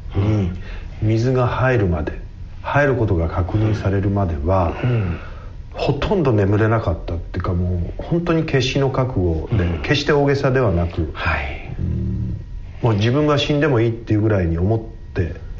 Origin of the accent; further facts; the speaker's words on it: Tamura, Fukushima, Japan; 福島県ですのあの小さな町の小さな酒蔵で、えー、生まれた